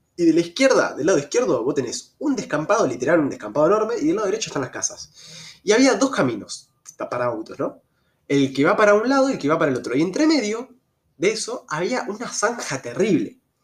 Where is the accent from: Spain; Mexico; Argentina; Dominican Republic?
Argentina; also born or lived in Rosario; como buen argentino